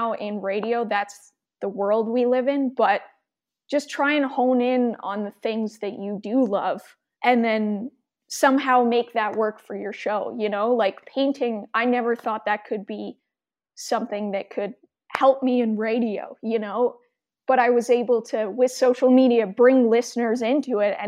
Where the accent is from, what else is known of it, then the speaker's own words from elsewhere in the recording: Edmonton, Alberta, Canada; I was born and raised in Edmonton